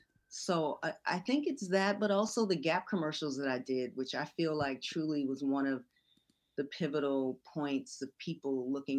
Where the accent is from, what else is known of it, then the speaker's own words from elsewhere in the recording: California, United States; also born or lived in Little Rock, Arkansas; I was born in Little Rock, Arkansas, but my mom moved us here to California when I was 5.